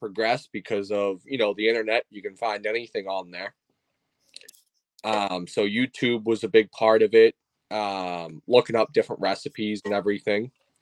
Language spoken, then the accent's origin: English; Plymouth, Massachusetts, United States; I'm from Plymouth, Massachusetts, up here in the Northeast